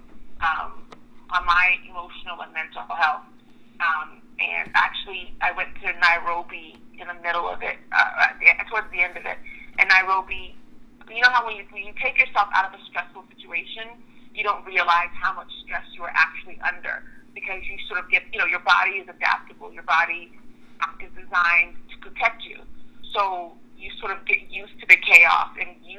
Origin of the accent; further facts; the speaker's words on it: Oklahoma, United States; also born or lived in Nigeria; I was born in Nigeria, but I was raised in Oklahoma, actually.